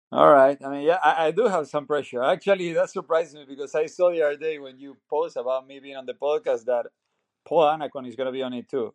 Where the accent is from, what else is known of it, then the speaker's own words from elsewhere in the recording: Bahía Blanca, Buenos Aires Province, Argentina; moved away as an adult; now in United States; I'm from Argentina, city called Bahía Blanca. It's a small city in Buenos Aires province.